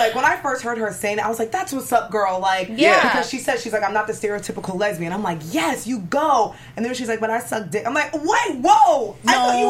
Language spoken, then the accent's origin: English; New York, United States; I'm from New York.